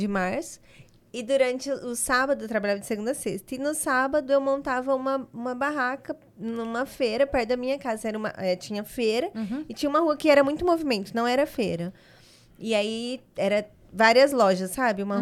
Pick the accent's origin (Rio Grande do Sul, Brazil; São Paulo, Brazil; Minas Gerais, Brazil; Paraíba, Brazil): São Paulo, Brazil; moved away as an adult; also born or lived in Adamantina; now in Dracena, Brazil; Eu nasci em Adamantina e aí, bebê, eu fui para São Paulo, mas fui pe pequena ainda